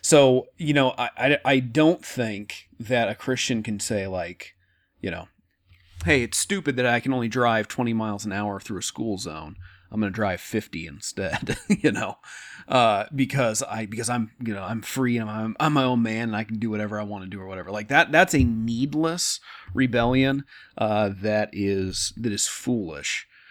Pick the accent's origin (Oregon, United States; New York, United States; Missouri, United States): Oregon, United States; I'm from Oregon, uh, very liberal, uh, the state, not me